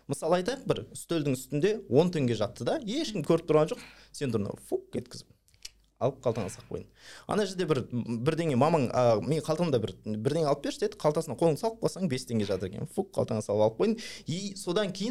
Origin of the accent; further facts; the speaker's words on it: Almaty, Kazakhstan; мен ә, нағашыларым қолында өскенмін нағашыларым қолында апам бар мен әжемді апа дейміз да бізде қазақ ну алматыда апам бар